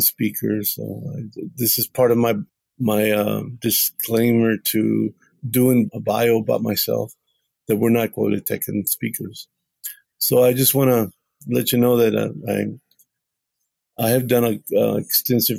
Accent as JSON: {"language": "English", "region": "Texas", "country": "United States", "tie": "born or raised there", "said": "I was born in Texas, and so were like seven other generations before me"}